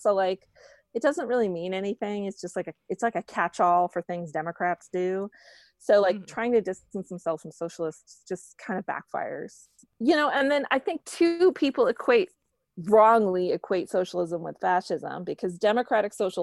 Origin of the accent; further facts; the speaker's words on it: Florida panhandle, United States; now in Brooklyn, United States; I grew up in North Florida, in the panhandle of Florida on the Gulf Coast, and living in Brooklyn, New York